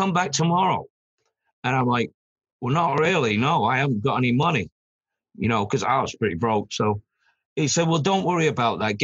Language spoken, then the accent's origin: English; Manchester, North West England, United Kingdom; moved away; also born or lived in London; I come from Manchester, but I'd moved down to London